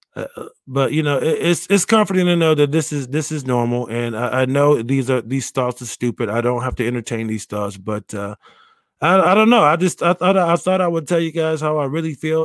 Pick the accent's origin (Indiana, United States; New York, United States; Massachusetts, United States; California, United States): New York, United States; Rochester; moved away; I will be back in my hometown of Rochester, New, New York